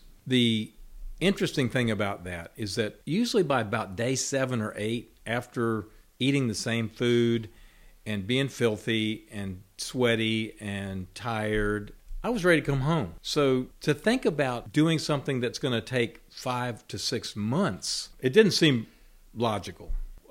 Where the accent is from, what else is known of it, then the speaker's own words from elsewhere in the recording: Roanoke, Virginia, United States; Well, I grew up in Roanoke, Virginia, which coincidentally is very close to the Appalachian Trail.